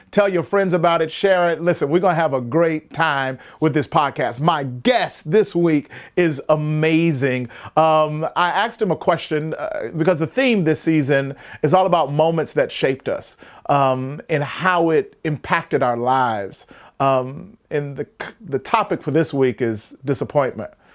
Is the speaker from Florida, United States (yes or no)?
no; Mississippi, United States; I grew up in Mississippi